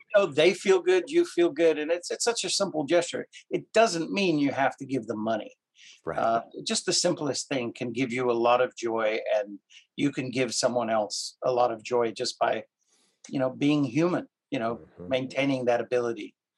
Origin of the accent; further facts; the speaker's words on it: Cape Town, Western Cape, South Africa; also born or lived in Canada; now in United States; I'm originally from Cape Town, South Africa. I've been in the United States for 30, oh gosh, 37 years now.